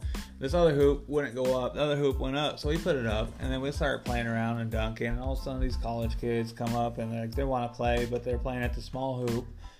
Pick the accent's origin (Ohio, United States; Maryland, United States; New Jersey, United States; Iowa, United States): Iowa, United States; Des Moines; We're just from Des Moines.